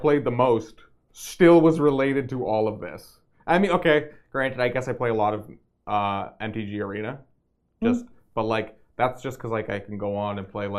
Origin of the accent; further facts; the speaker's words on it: Canada; as a Canadian